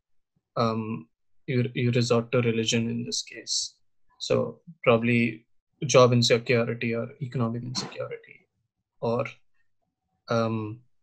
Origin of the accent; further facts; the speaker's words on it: India; think of myself as Hindu before I am Indian